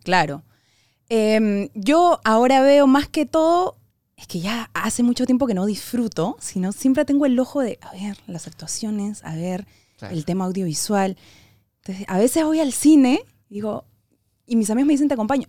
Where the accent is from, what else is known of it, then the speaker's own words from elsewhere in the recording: Peru; nosotros, como sociedad peruana